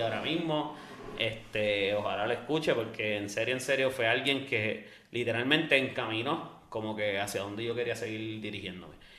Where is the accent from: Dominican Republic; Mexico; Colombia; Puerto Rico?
Puerto Rico; Bayamón; also born or lived in Loíza / Canóvanas; Yo soy de Bayamón, Santa Juanita, cuarta sección